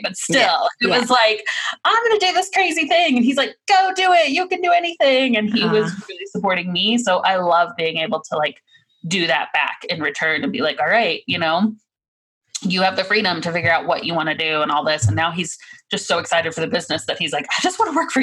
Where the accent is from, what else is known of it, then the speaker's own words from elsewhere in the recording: Missouri, United States; moved away; also born or lived in Virginia / Oklahoma; I'm from Missouri